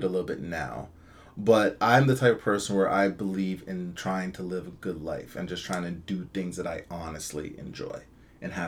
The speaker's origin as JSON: {"language": "English", "town": "Toronto", "region": "Ontario", "country": "Canada", "also_born_or_lived": "Guyana / United States"}